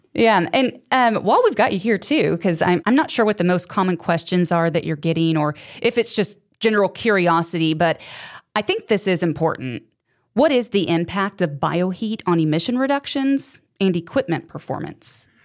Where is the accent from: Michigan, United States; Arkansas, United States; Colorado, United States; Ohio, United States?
Arkansas, United States; now in Missouri, United States; I grew up in Arkansas, living in Missouri now